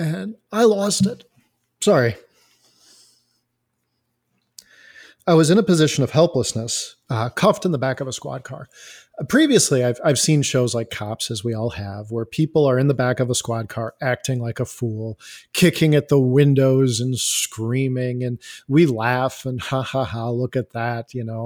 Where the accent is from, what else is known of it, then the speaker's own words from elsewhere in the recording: Elgin, Illinois, United States; I am from Elgin, Illinois.